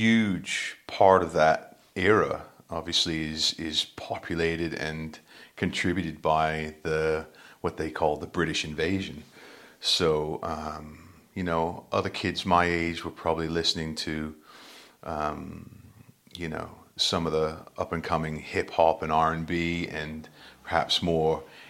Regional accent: New Hampshire, United States; accent: Yankee Doodle dandy; now in United Kingdom; I grew up in New Hampshire in the northeastern United States

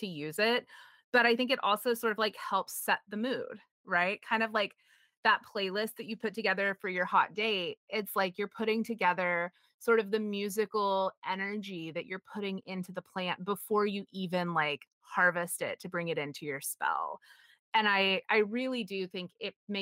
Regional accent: United States; I was raised in Puritanical America

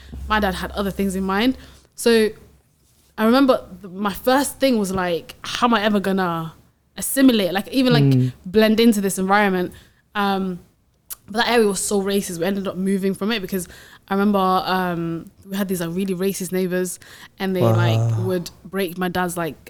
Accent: Sweden; now in United Kingdom; I grew up in Sweden, right? And then I came to the UK

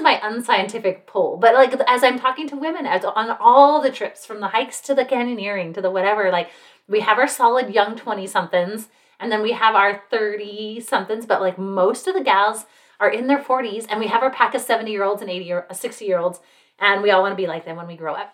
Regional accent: Salt Lake City, Utah, United States; now in Utah County, United States; I'm from Salt Lake, which is the next county north.

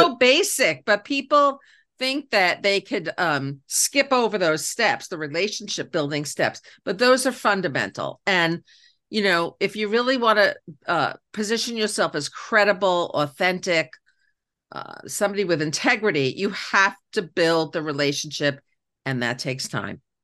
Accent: New York City, New York, United States; I became the first girl in my Queens neighborhood, 'cause I'm from Queens, New York, to have her own paper route

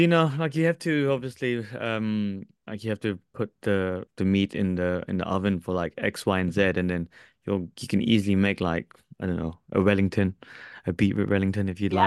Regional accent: Philippines; I'm Filipino. I'm, I'm from Southeast Southeast Asia

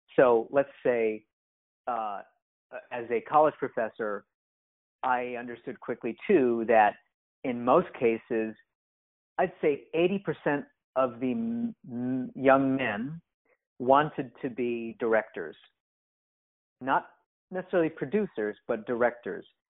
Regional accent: Japan; moved away as an adult; now in United States; I'm mixed race and because I grew up in Japan

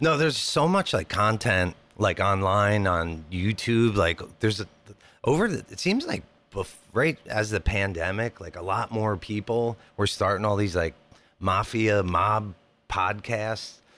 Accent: Jersey Shore, New Jersey, United States; now in San Diego, United States; we grew up on the Jersey Shore, so we were kind of sandwiched in between New York and Philly.

